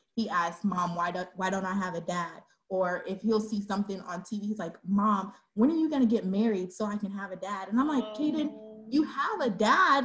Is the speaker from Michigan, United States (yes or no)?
no; Dallas, Texas, United States; also born or lived in Georgia; I'm a Dallas, te- Texas native. I was born in Georgia, but I've been here since I was three. So this is home.